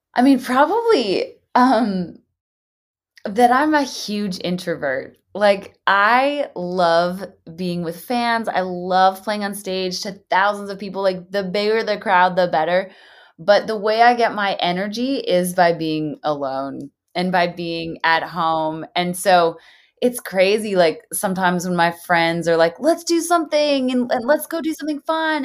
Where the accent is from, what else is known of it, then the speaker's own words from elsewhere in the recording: Canada; moved away as an adult; now in Nashville, United States; the past 11 years of living in Nashville and, and, building my business down here and, and, you know, being a Canadian, getting a visa, getting a green card